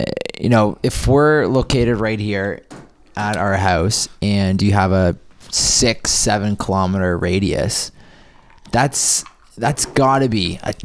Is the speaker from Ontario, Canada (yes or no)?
yes; Toronto, Ontario, Canada; my hometown.